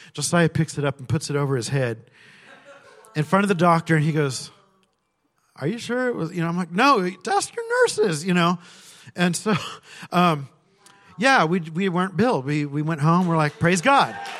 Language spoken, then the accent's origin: English; California, United States; I grew up in California